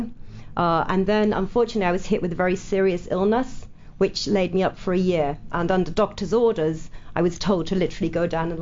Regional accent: Manchester, North West England, United Kingdom; back in Manchester, of all the cities in the UK, in my hometown

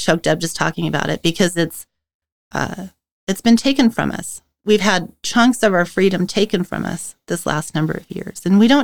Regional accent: the Northwest, Pacific Northwest, United States; I was born here in the Northwest to parents who fled from communism

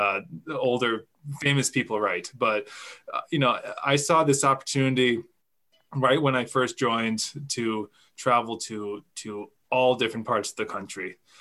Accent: Freedom, Maine, United States; So I grew up in Maine. I'm from a small town in central Maine called Freedom

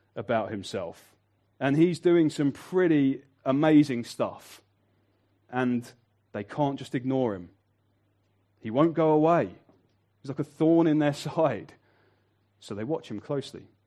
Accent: Birmingham, West Midlands, United Kingdom; I'm from Birmingham

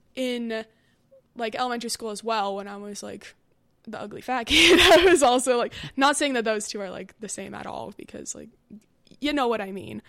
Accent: Westlake Village, California, United States; I'm from Westlake Village.

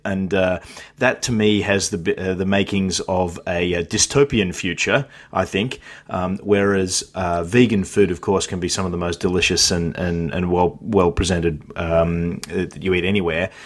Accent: Australia; I'm Australian

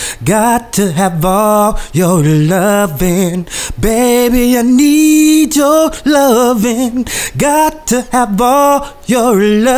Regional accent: Portland, Oregon, United States; I'm from Portland, Oregon

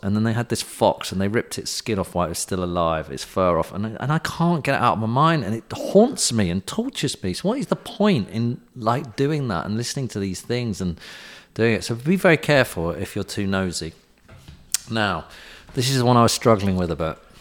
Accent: United Kingdom; we're British

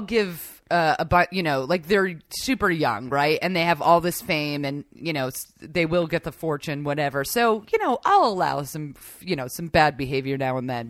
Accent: New York, United States; I grew up in New York

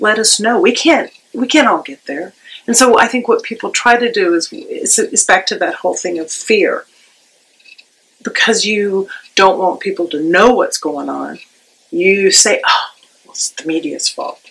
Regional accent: Charleston, South Carolina, United States; moved away as an adult; also born or lived in Nashville / Pittsburgh; I grew up in Charleston

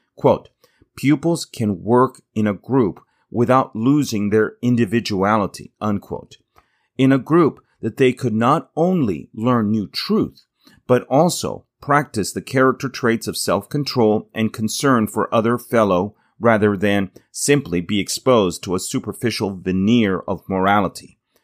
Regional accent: United States; also born or lived in Tennessee; I am an American public school teacher

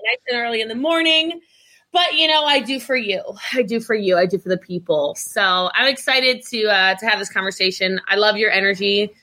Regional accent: Middletown, Maryland, United States; I'm from Middletown, Maryland

